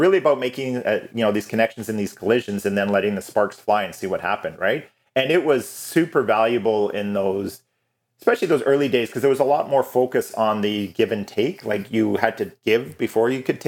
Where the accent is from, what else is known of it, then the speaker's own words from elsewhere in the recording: Calgary, Alberta, Canada; also born or lived in Vancouver; So I was born and raised in Calgary, but I'd moved to Vancouver for 4 glorious years of beautiful weather and beaches. And then I came back.